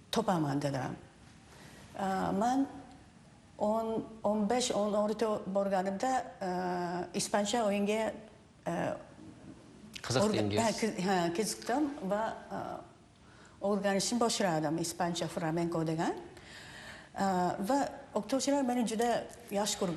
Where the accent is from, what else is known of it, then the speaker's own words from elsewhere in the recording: Japan; Uzbek is a second language; also born or lived in Uzbekistan; now in Seattle, United States; yapon raqslarni yaxshi bilaman chunki o'sha o'sha yerda tug'ilganman va o'sdim